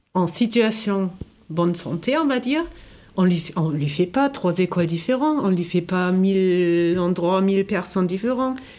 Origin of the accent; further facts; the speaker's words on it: Germany; now in France; je viens de l'Allemagne